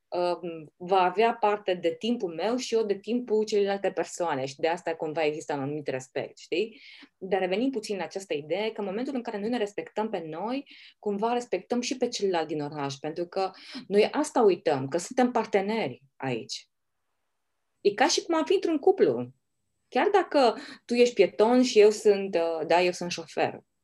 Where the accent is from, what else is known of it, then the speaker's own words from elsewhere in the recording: Oradea, Bihor County, Romania; acea mândrie că suntem orădeni